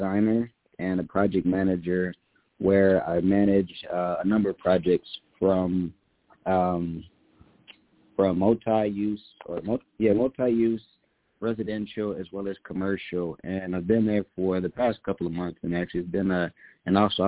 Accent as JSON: {"language": "English", "region": "Midwest", "country": "United States", "tie": "born or raised there", "also_born_or_lived": "Oklahoma", "moved": "yes", "lives_now": "Houston, United States", "said": "I'm originally from the Midwest. Grew up in a single-parent home"}